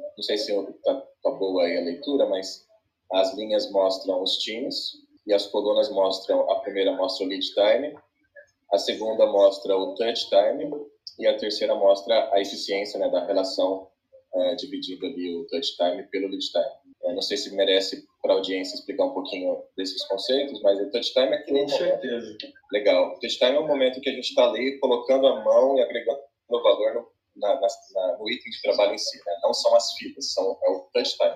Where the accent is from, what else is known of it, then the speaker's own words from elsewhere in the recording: interior of São Paulo, Brazil; moved away as an adult; also born or lived in Barueri; sou do interior de São Paulo. Passei 15 anos em São Paulo, Barueri, ali na, naquela região. Voltei para cá agora